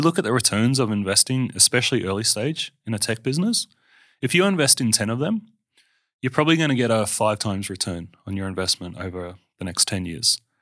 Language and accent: English; Perth, Western Australia, Australia; I grew up in Armidale, um, which sounds scary, but it was awesome childhood